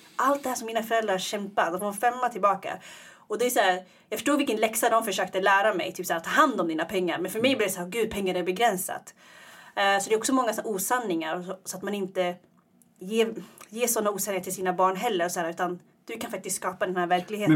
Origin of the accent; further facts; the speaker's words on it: Iggesund, Gävleborg County, Sweden; moved away as an adult; also born or lived in Eritrea; now in Stockholm, Sweden; Jag är uppvuxen i Iggesund